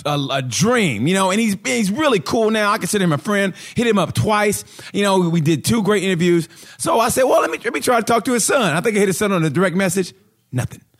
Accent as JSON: {"language": "English", "region": "Oklahoma", "country": "United States", "tie": "born or raised there", "said": "I grew up in Oklahoma"}